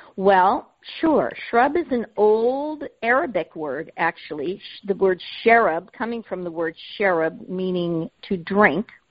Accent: Southern California, United States; moved away; I grew up in Southern California

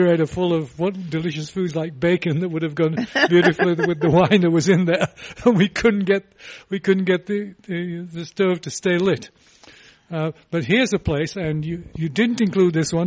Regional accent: England, United Kingdom; moved away; When I was growing up in England

